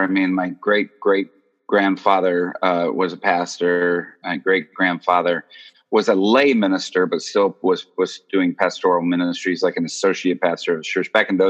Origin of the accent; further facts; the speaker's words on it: Japan; born there; I was born in Japan. Parents were missionaries.